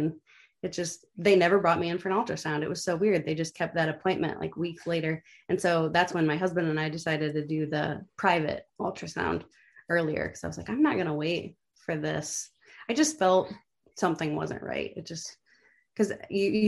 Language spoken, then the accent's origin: English; Sandusky, Ohio, United States; I was born in Sandusky